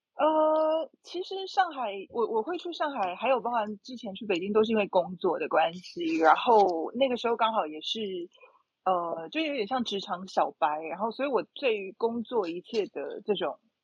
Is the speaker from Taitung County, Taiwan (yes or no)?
no; Taipei, Taiwan; moved away as an adult; also born or lived in Beijing, China / Shanghai, China; 我此刻是在台北，就是我的，我的故乡 台北